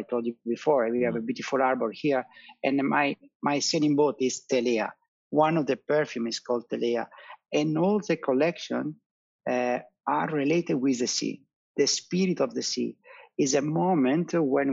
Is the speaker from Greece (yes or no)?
no; Italy; we are Italian, you know, very very superstitious.